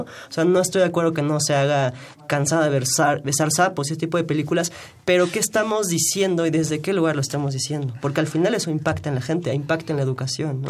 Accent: Mexico; como mexicanos

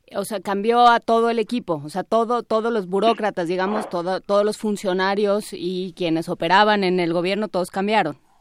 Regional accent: Mexico; somos tan mexicanos como cualquier otro

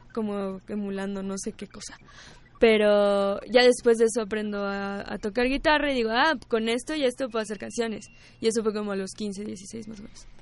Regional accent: Mexico; sí somos mexicanos, o sea, así nacimos aquí

